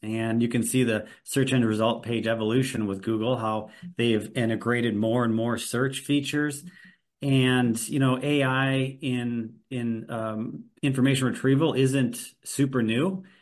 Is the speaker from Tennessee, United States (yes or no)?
no; Milwaukee, Wisconsin, United States; I'm also from Milwaukee, Wisconsin